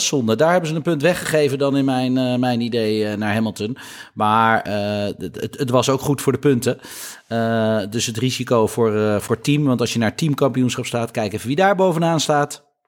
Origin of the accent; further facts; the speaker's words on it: Netherlands; wij als Nederlanders